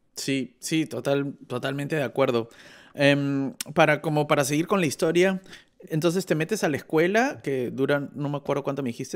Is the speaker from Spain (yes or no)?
no; Peru; now in Germany; yo soy un peruano que vive en Alemania